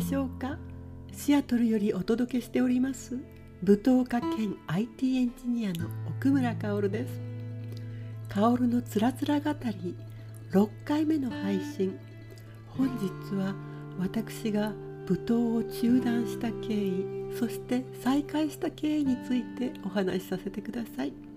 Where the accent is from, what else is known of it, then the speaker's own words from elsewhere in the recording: Fukuoka, Japan; moved away as an adult; also born or lived in Tokyo; now in Seattle, United States; 私、えー、福岡出身でして東京の大学に入った